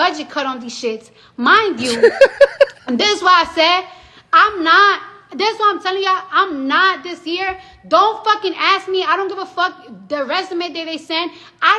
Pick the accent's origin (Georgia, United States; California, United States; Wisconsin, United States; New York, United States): New York, United States; New York City; also born or lived in New Jersey; I'm from the Bronx.